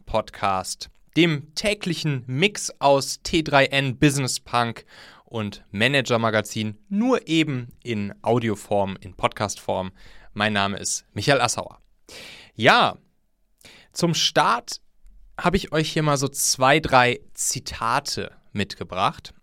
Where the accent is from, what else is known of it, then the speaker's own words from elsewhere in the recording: North Rhine-Westphalia, Germany; ich komme ja aus dem Rheinland und da zwischen Köln und Bonn